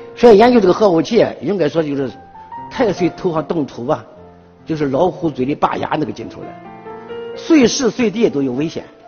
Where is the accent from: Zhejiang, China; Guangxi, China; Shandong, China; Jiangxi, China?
Shandong, China; Qingdao; moved away as an adult; 离开了九院，回到了我的家乡，山东省青岛市